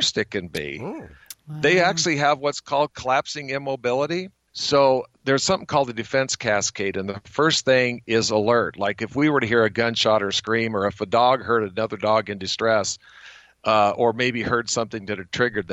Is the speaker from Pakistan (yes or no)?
no; Bonners Ferry, Idaho, United States; also born or lived in New York; my hometown of Bonner's Ferry